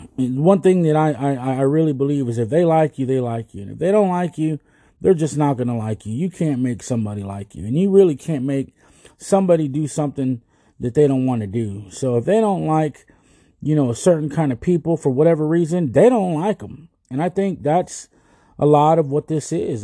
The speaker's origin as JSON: {"language": "English", "country": "United States", "said": "We're already Americans. We're Americans already. If we were born here, we're American."}